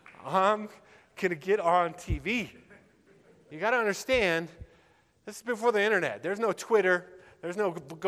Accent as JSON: {"language": "English", "town": "Littleton", "region": "Colorado", "country": "United States", "tie": "born or raised there", "said": "I grew up in Littleton"}